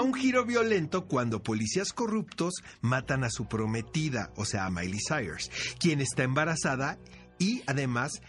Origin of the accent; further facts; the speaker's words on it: Mexico; somos los mexicanos